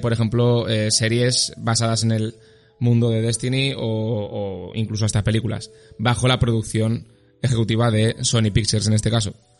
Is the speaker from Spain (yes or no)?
yes; Zaragoza, Aragon, Spain; soy de Zaragoza